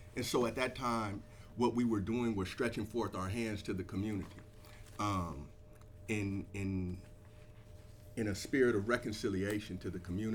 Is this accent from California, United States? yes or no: yes; East Palo Alto, California, United States; I'm from East Palo Alto, so in 1992, East Palo Alto was unfortunately the murder capital of the United States.